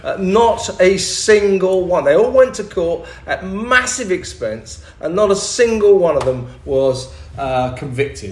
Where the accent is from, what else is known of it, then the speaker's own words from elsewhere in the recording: London, United Kingdom; I'm a Londoner